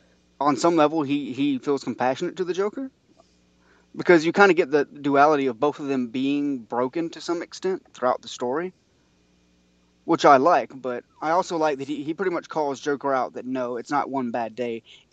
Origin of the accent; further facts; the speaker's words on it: Atlanta, Georgia, United States; I am from Atlanta, Georgia.